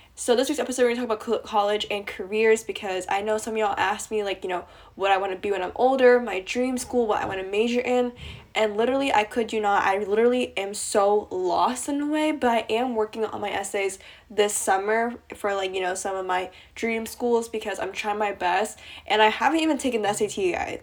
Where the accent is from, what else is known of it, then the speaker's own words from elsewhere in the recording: East Coast of the US, United States; I'm from the East Coast of the U S